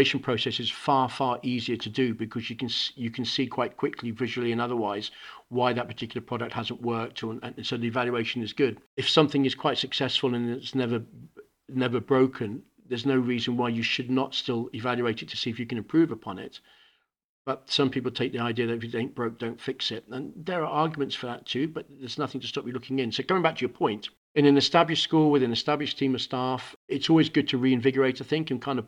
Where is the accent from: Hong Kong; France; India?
Hong Kong; now in United Kingdom; We ended up in Hong Kong where I spent all my own education. So I grew up in Hong Kong in an international school, Ireland School, ESF, just putting it out there for all my team. And then I came back to the UK